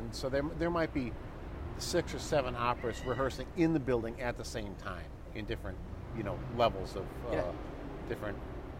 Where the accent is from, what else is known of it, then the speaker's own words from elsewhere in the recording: Rockford, Illinois, United States; Rockford, Illinois.